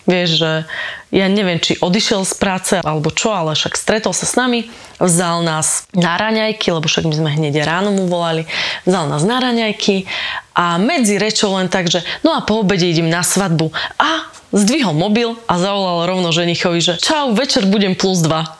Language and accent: Slovak; Kysuce, Žilina Region, Slovakia; Ja som z Kisúc